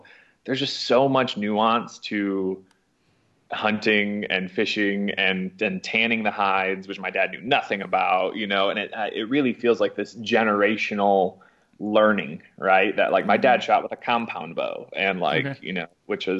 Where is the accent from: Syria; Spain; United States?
United States; Mason, Michigan; moved away as an adult; also born or lived in Utah; now in Asheville, United States; I grew up in Lansing, Michigan area, so a little town called Mason, Michigan, southern part of Michigan